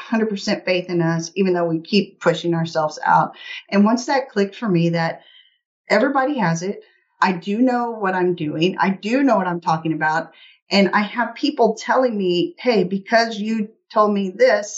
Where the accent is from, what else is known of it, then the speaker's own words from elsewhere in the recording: Middle Missouri, United States; I am from Middle Missouri, you know, in the heartland of the U.S.